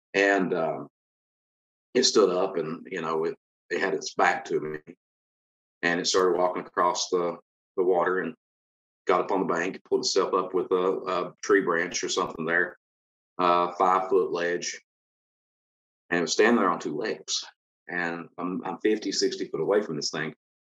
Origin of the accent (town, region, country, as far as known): Kentucky, United States; born or raised there